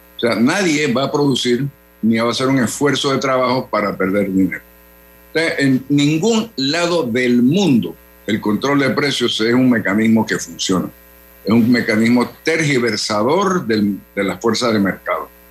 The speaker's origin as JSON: {"language": "Spanish", "country": "Panama"}